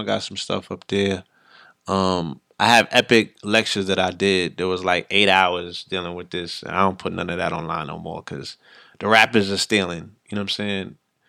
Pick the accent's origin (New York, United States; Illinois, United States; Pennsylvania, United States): New York, United States; Bronx; born there; I was born in the Bronx in 75, so we hip-hop, you know what I mean?